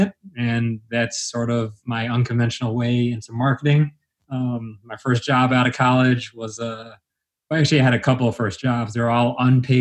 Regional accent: Schaumburg, Illinois, United States; also born or lived in Los Angeles, California / Niles, Illinois; now in Chicago, United States; I was born in Los Angeles, California, but my family moved to Illinois when I was about 7 or 8 years old. My mom's job moved us here. Lived in Niles, Illinois. Pretty much grew up in Schaumburg, Illinois, and now I live in the city by Wrigleyville

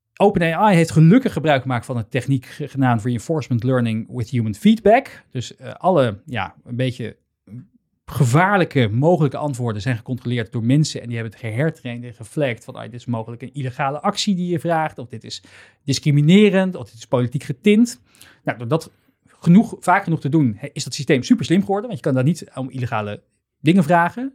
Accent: Netherlands; wij natuurlijk als, als Nederlanders

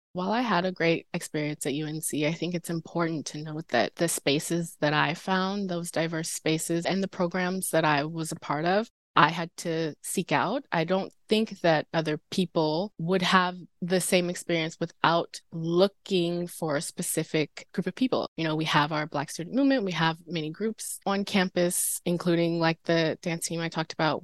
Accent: Durham, North Carolina, United States; I'm from North Carolina. I'm from Durham

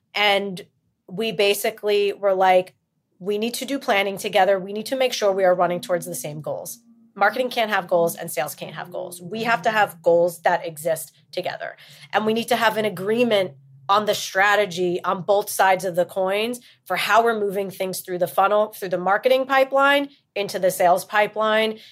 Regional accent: New York, United States; also born or lived in New Jersey; technically, I'm from New York

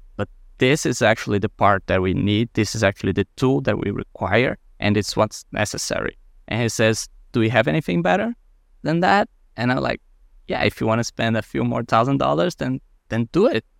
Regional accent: Brazil; moved away; I was born in Brazil, close to the beach, and we have a great coral reef next to our city

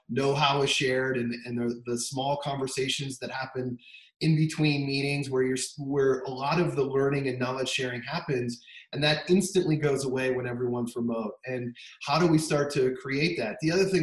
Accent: Denver, Colorado, United States; moved away as an adult; also born or lived in Bay Area, California; I grew up in Denver, which is why we're back now

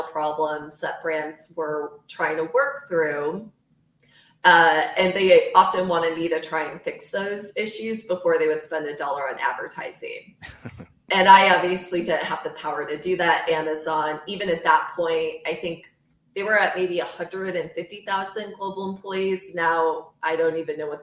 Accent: Michigan, United States; moved away as an adult; also born or lived in New York City; I grew up in Michigan.

